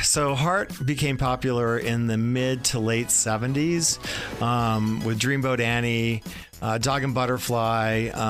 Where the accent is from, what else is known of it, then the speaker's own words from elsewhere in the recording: New Hampshire, United States; I grew up in New Hampshire.